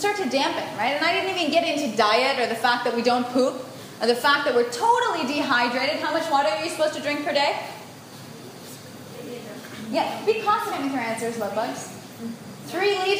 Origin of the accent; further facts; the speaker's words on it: United States; I was born in the United States